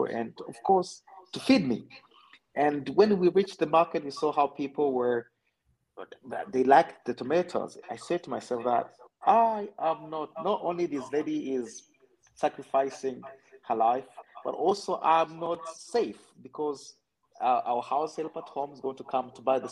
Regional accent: Rwanda; I'm from Rwanda.

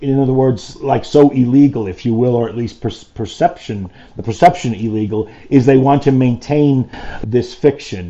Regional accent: New York City, New York, United States; born or raised there

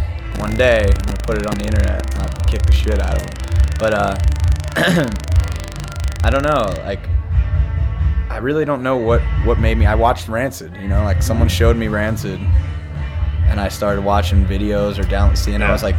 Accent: New Jersey, United States; well, I'm from Jersey.

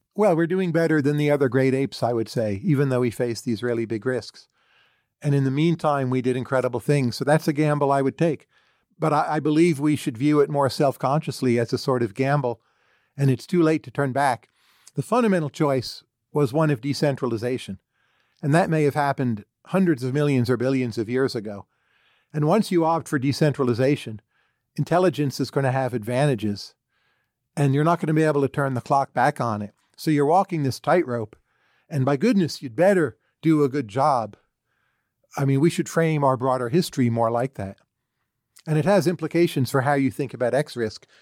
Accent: United States; I'm an American citizen, pretty patriotic

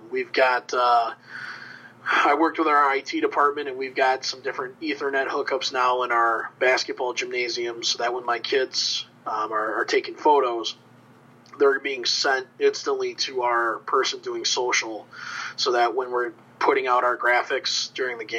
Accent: Joliet, Illinois, United States; now in Dubuque, United States; I grew up in Joliet, Illinois

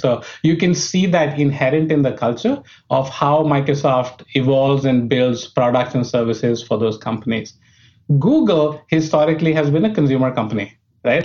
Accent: New Delhi, Delhi, India; moved away as an adult; I was born in India, uh, brought up in New Delhi, which was the capital

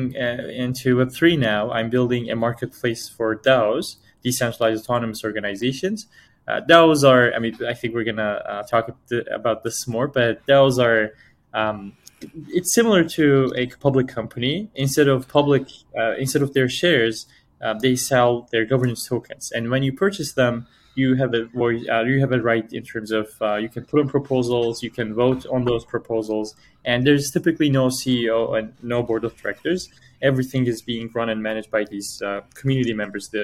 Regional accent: Turkey; moved away as an adult; also born or lived in Toronto, Canada; I was born and raised in Turkey for 18 years. And after graduating from high school, I moved to Canada

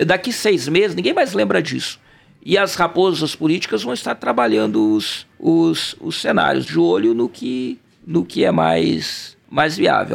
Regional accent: Rio Grande do Sul, Brazil; Eu sou gaúcho

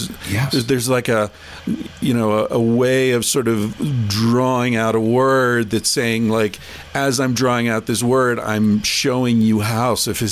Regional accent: United States

